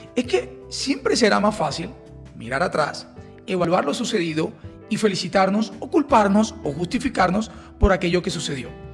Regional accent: Colombia; como colombianos

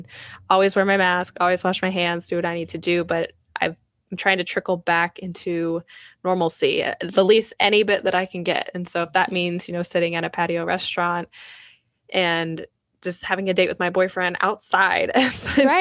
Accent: Indiana, United States; moved away; I'm from Indiana

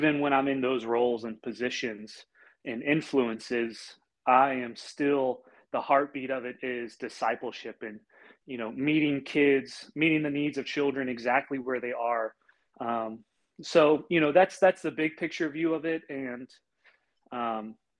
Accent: Florida, United States; moved away as an adult; now in Bentonville, United States; I am from Bentonville, Arkansas, and originally from Florida, born and raised

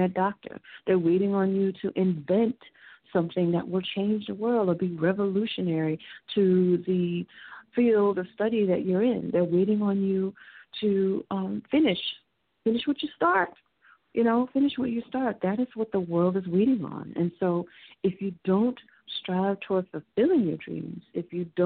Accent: Houston, Texas, United States; moved away as an adult; now in New York City, United States; I was raised in Houston

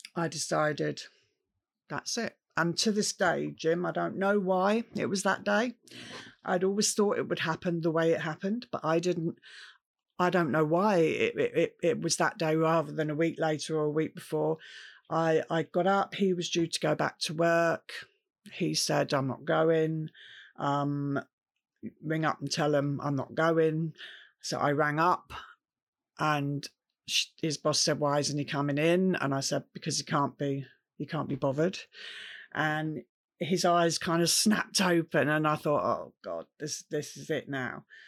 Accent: Camberley, South East England, United Kingdom; I grew up in Camberley, which is a town in Surrey

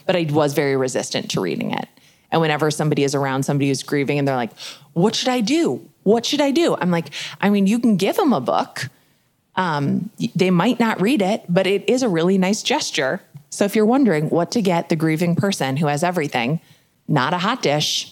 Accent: Midwest, United States; I grew up in the Midwest.

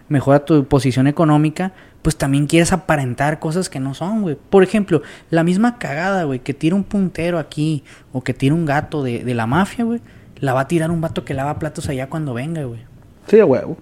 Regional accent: Sinaloa, Mexico

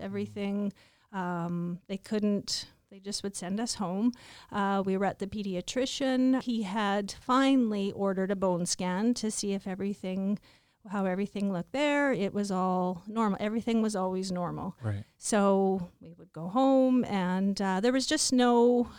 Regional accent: Stoughton, Saskatchewan, Canada; also born or lived in Regina / White City; I was born in Regina. I was raised in um, Stoughton, an hour and a half uh, southeast of Regina. Um, raised on a farm.

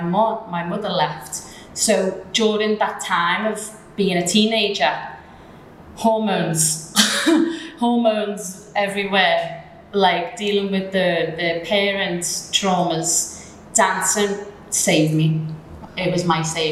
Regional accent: Liverpool, North West England, United Kingdom; now in Dubai, United Arab Emirates; I come from Liverpool in the United Kingdom, so where I'm from, it's obviously a big, big, big culture difference from the UAE

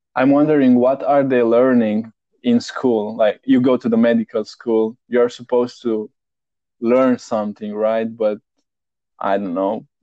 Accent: Romania; now in Netherlands; originally, I'm from Romania, Eastern Europe, but I live in Netherlands

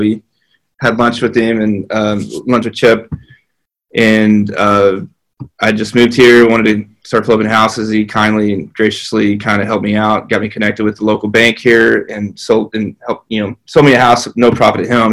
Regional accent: north of Odessa, West Texas, United States; moved away as an adult; also born or lived in College Station, Texas / Dallas, Texas; now in Waco, United States; born and raised in West Texas. Uh, if you go past my town in West Texas, you run into New Mexico. So we were way out there uh, north of Odessa

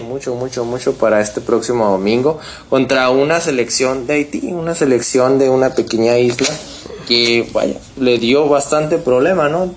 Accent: Mexico; Como mexicano

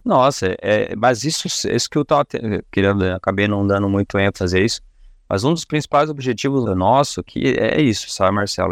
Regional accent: Curitiba, Paraná, Brazil; a gente é daqui de Curitiba

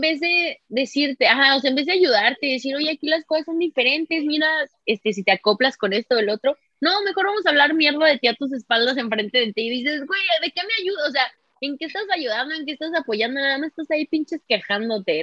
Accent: San Luis Potosí, Mexico; moved away as an adult; yo me salí de San Luis en el 2016

